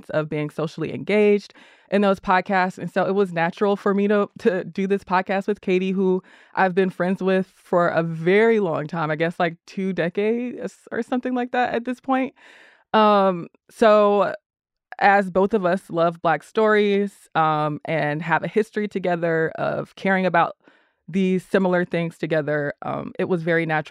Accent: College Park, Georgia, United States; I grew up in College Park and on the south side of Metro Atlanta

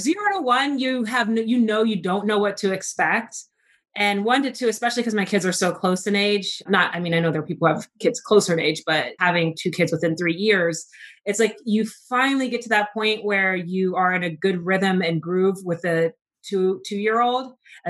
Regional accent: Texas, United States; born there; I was born in Texas, but I've kind of lived all over. If you ask me where home is, I'm going to tell you like home is where my mom is.

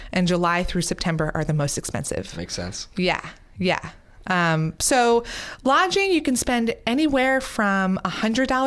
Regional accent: New York, United States; I'm a New Yorker.

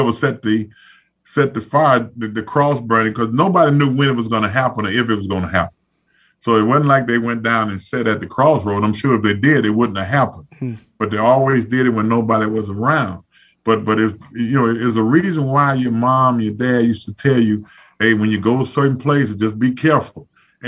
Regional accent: Zachary, Louisiana, United States; moved away; so we're two people that's from Zachary, Louisiana. And, you know, it's a small town, and I try to get back as much as I possibly can

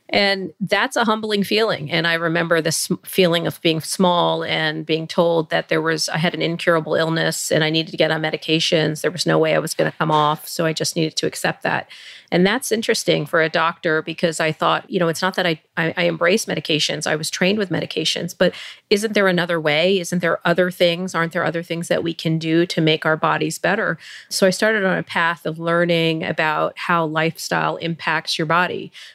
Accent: India; born there; You know, I am Indian by birth

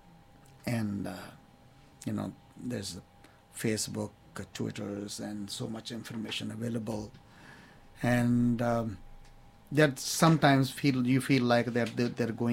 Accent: India; now in Rockville, United States; as a Sikh, I grew up in India

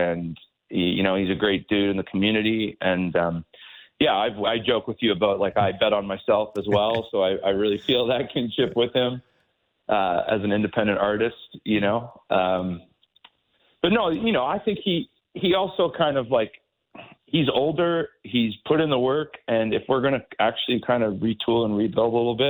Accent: St. Catharines, Ontario, Canada; growing up in St. Catharines

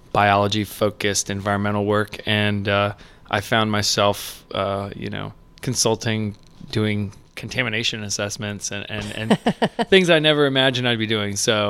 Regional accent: Lakeland, Florida, United States; Yeah, I grew up in Lakeland

